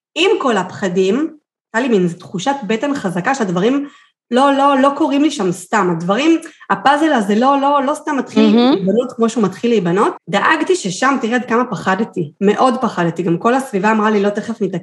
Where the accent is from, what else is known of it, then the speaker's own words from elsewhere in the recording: Kfar Saba, Central District, Israel; moved away as an adult; also born or lived in Kiryat Gat; אני מכפר סבא במקור, לקריית גת